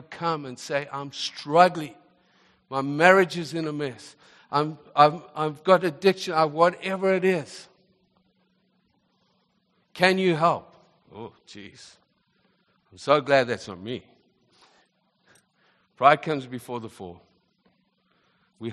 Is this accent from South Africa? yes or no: yes; South Africa; also born or lived in Zimbabwe; now in Canada; I wasn't born in this nation, born in Zimbabwe, grew up in South Africa